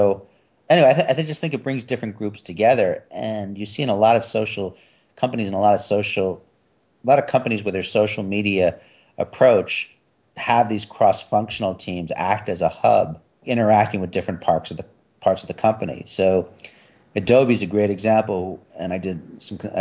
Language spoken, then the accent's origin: English; New York, United States; I'm from New York